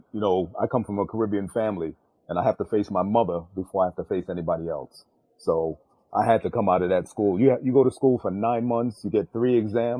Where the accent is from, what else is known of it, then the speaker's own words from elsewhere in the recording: New York City, New York, United States; also born or lived in London / Thailand; now in Queens, New York, United States; I was born in London, grew up in New York, so considers myself a staunch New Yorker. Grew up in Brooklyn. Now we live in Queens, you know, and also stayed. We lived overseas in Thailand for about 11 years.